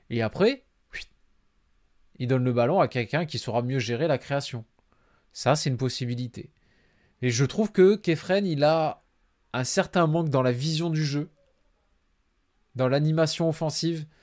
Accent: Nice, Provence-Alpes-Côte d'Azur, France; il est trop étiqueté OM pour moi, en tant que Niçois, ça, ça passe pas.

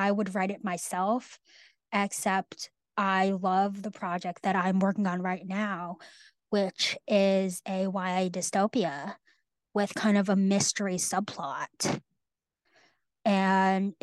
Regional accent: Northern California, United States; moved away as an adult; also born or lived in New England; I grew up in Northern California and I go to school in New England

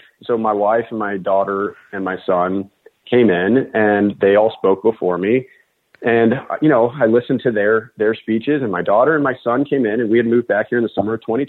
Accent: Loudoun County, Virginia, United States; moved away as an adult; also born or lived in New York City; I grew up in Loudoun County

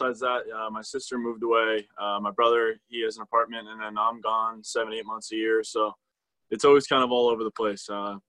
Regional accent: New Jersey, United States; I mean, I live 30 minutes ish from New York City, so I've had plenty of experiences getting to go in there.

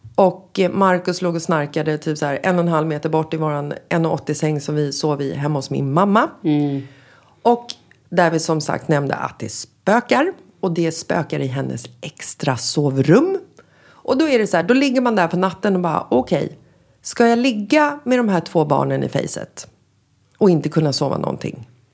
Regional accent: Sweden; moved away as an adult; also born or lived in Marbella, Spain; now in Spain; när vi kommer hem till Sverige från Spanien

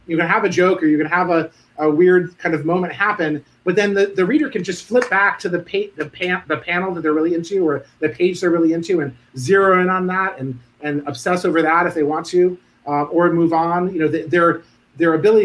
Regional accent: Providence, Rhode Island, United States; I grew up in Providence. I'm a townie.

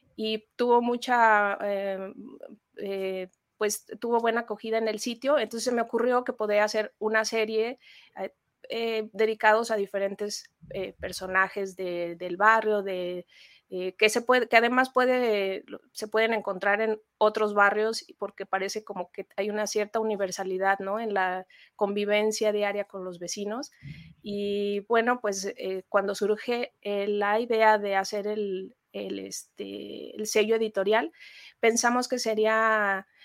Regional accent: Mexico; como mexicanos

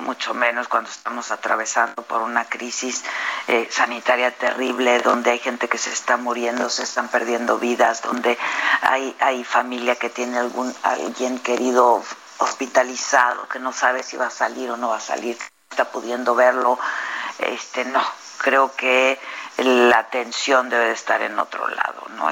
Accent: Mexico; cada uno de nosotros, pues también somos mexicanos

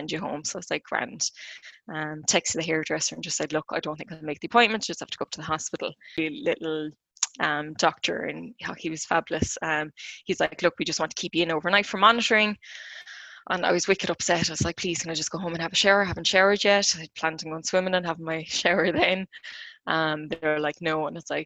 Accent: Clonmel, Tipperary, Ireland; I'm from Clonmel in County Tip

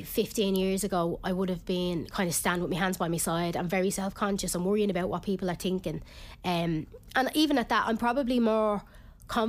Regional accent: Ireland; I am Irish

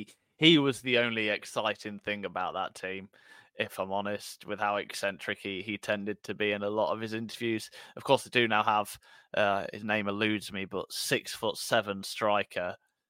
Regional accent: Burton upon Trent, West Midlands, United Kingdom; I was born in Burton

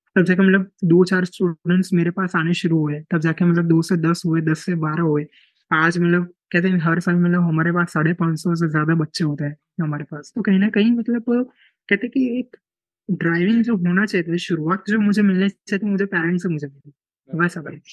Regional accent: Ahmedabad, Gujarat, India; मैं अहमदाबाद से बिलोंग करता हूँ अहमदाबाद गुजरात से मेरा बर्थ और मेरा पूरा लाइक कह सकते हैं एजुकेशनल जर्नी

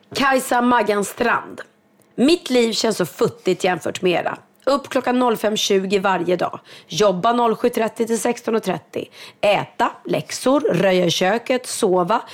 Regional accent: Sweden; som svensk

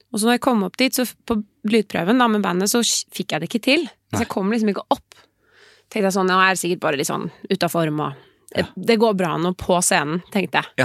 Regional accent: Oslo, Norway; Nå er jeg fra Oslo

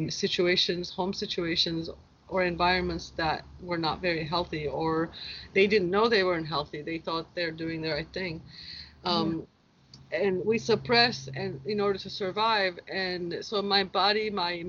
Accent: Turkey; also born or lived in Seattle, United States; now in Hawaii, United States; my journey started out growing up in Turkey 44 years ago

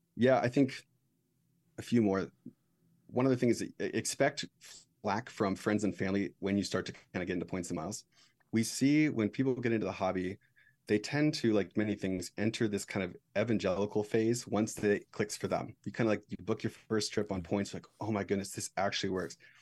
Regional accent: United States; as an American

